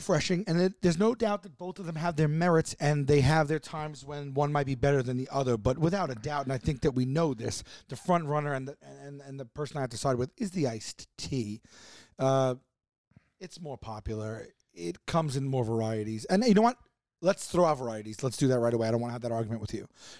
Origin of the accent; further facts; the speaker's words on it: New York, United States; Arnold Palmer challenges my New York upbringing and my accent.